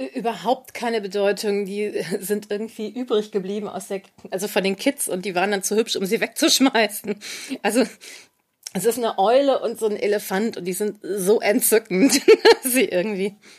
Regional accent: Düsseldorf, North Rhine-Westphalia, Germany; in Düsseldorf aufgewachsen. Ich bin im Düsseldorfer Stadtteil Oberbilk aufgewachsen

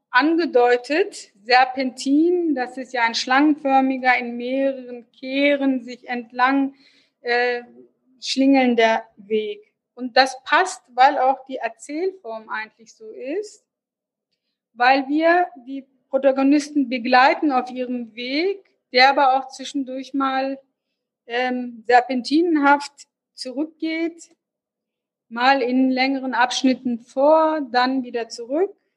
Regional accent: Hanover, Lower Saxony, Germany; wollte als ähm, Hannoveranerin, habe mich dann aber doch für Literaturwissenschaft in Hannover entschieden.

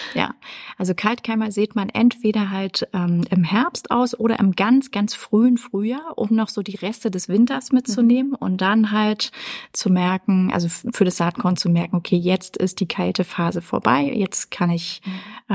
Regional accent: Erfurt, Thuringia, Germany; in Erfurt in meiner Heimatstadt

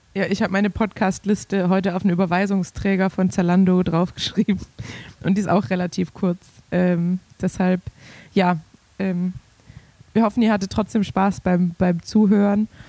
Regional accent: Swabia, Germany; als Schwabe

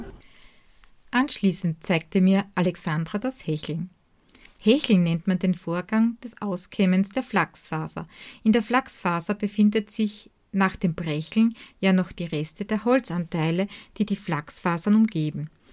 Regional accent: Styria, Austria; aus meiner Heimat in der grünen Steiermark.

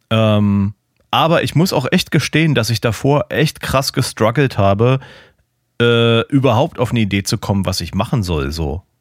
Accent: Germany; aber ich als Piefke war nur so, ja, ich will irgendwas mit Autos machen

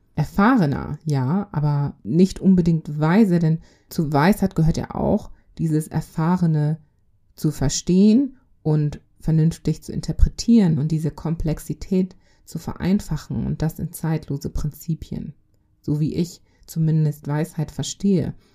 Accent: Germany; also born or lived in Congo; Ich bin im Kongo geboren. Ich kam aber mit zweieinhalb Jahren nach Deutschland. Ich wuchs hier auf

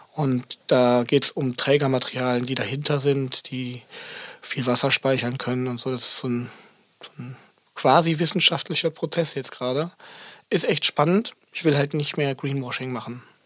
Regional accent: Aachen, North Rhine-Westphalia, Germany; moved away; als ich noch in Aachen gewohnt habe, da wo ich herkomme

